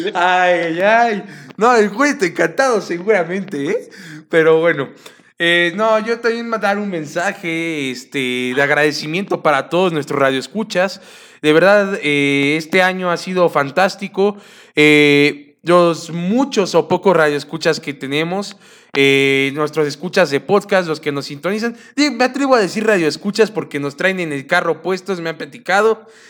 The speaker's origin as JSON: {"language": "Spanish", "country": "Mexico", "said": "me llena de orgullo como mexicano"}